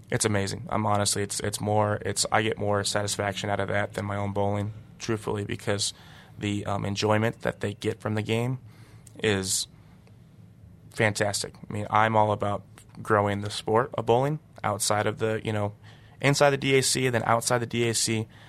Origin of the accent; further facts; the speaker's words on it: Washington, United States; now in Detroit, United States; my buddy Marshall I grew up bowling against in Washington